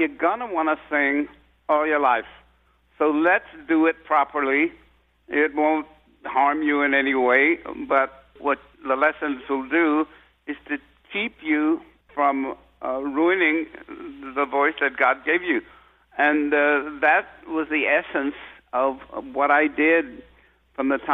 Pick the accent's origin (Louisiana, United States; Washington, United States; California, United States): California, United States; San Francisco; I grew up in San Francisco